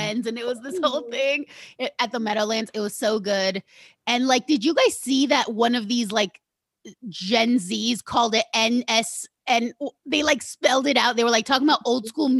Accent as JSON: {"language": "English", "country": "Uruguay", "tie": "born or raised there", "also_born_or_lived": "Argentina / New Jersey", "moved": "yes", "lives_now": "United States", "said": "I was born in Argentina. I grew up in Uruguay."}